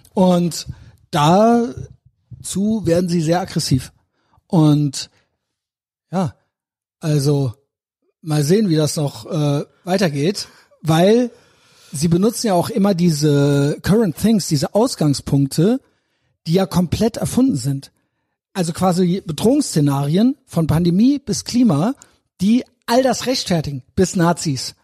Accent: Germany; ich bin Deutscher

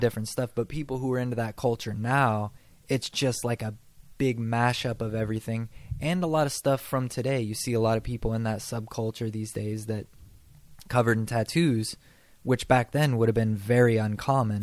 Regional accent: across the river from Portland, Washington, United States; moved away as an adult; now in Texas, United States; the place where I'm from is across the river from Portland in Washington State, and so it's kind of weird because uh, we're not a big city where I'm from, but because we're so close to Portland, we're kind of like a suburb of Portland. Um, so it's just kind of like nothing really going on there

